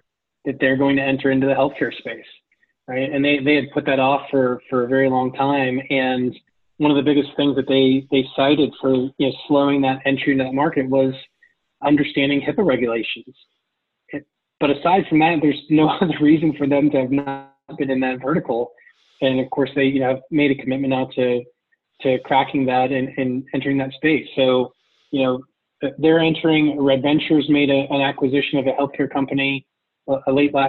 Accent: Ohio, United States; I'm from Ohio where we used to have MAC cards

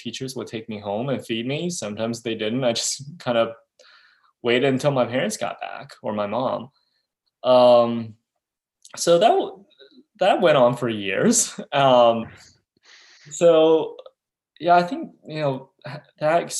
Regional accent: China; I was born and raised in China

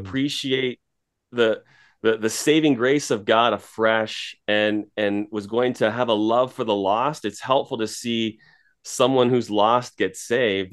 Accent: Toronto, Ontario, Canada; moved away as an adult; now in Edmonton, Canada; I'm from Toronto originally

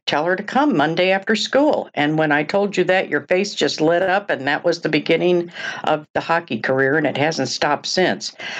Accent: Oak Park, Illinois, United States; also born or lived in Des Moines, Iowa / Chicago; from the age of ten on, and still, Oak Park, Illinois

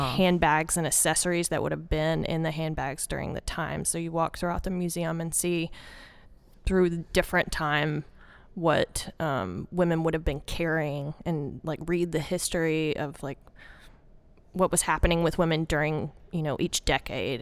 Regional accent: Arkansas, United States; born or raised there; accent: southern, country; moved away as an adult; also born or lived in Little Rock, Arkansas / North Carolina

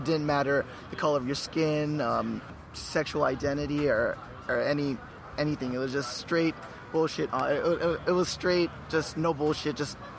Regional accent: Los Angeles, California, United States; I'm from Los Angeles.

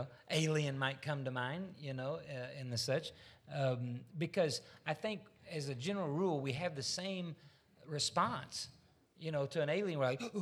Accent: Missouri, United States; I'm from Missouri. I'm going to have to see one.

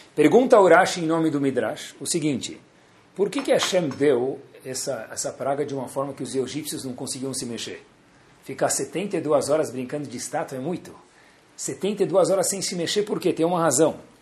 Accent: Brazil; nós somos brasileiros

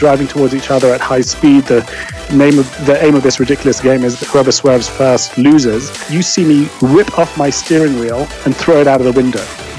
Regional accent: London, United Kingdom; accent: English; As the kind of remnants of an English accent will betray, I was brought up in London and I studied law there and became an attorney.

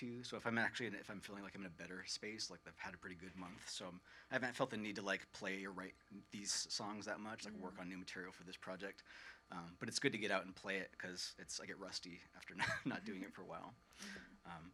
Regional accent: Fairfield, Vermont, United States; also born or lived in St. Albans, Vermont; I grew up in Fairfield, of all places

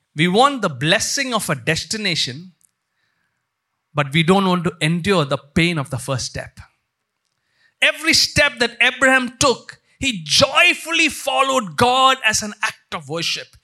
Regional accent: India; growing up in India

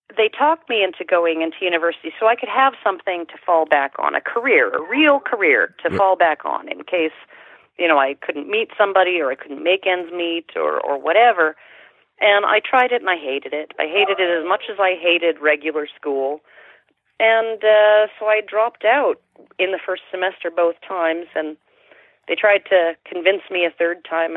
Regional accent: Sherwood Park, Alberta, Canada; I was born just outside of Edmonton, just east of Edmonton, and uh, it was a then small town of maybe smallish town of maybe uh, ten thousand people, called Sherwood Park.

